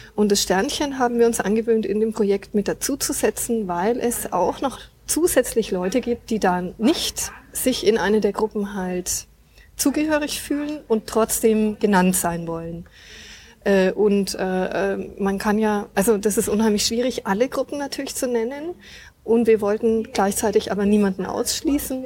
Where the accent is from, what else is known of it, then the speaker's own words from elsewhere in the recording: Nuremberg, Bavaria, Germany; bin aus Nürnberg, ich bin also echte Nürnbergerin und wohne auch hier